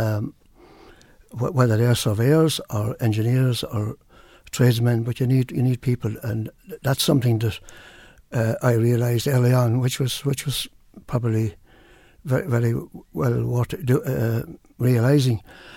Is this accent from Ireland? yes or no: yes; Campile, Leinster, Ireland; moved away as an adult; now in Carlow, Ireland; I'm from Wexford originally, down a little place called Campile, and I've remained in Carlow, so I'm in Carlow for almost 50 years now